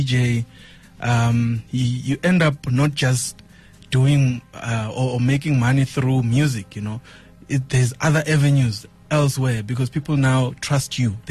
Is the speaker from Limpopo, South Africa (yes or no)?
yes; Venda, Limpopo, South Africa; moved away as an adult; also born or lived in Cape Town; Venda, primary, secondary, and tertiary